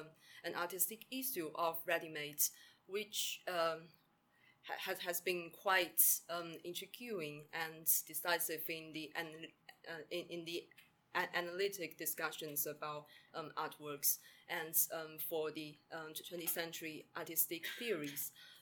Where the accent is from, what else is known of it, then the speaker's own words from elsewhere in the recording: China; moved away as an adult; now in Cambridge, United Kingdom; I'm from China and now a visiting graduate student at University of Cambridge.